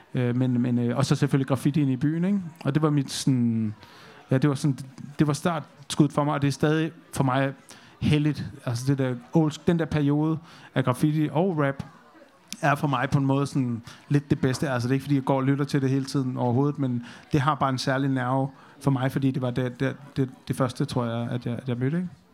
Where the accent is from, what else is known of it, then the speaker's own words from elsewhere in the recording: North Jutland, North Denmark Region, Denmark; moved away; jeg, jeg kommer over op fra Nordjylland, og der sker altså ikke meget.